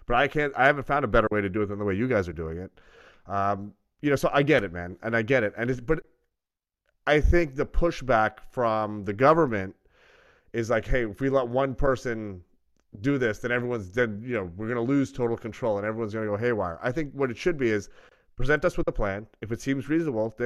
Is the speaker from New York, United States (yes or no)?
yes; New York City, New York, United States; since I grew up in New York